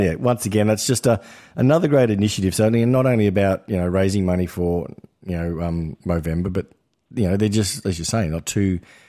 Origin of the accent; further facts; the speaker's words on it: Queensland, Australia; here in Melbourne and there's just games on everywhere else, it's quite an unusual experience, like I said, considering as a Queenslander